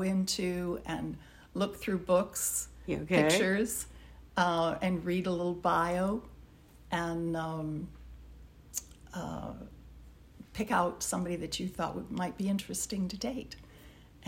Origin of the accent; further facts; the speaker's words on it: Bloomington, Minnesota, United States; moved away as an adult; also born or lived in Michigan; I was born in Minneapolis, Minnesota.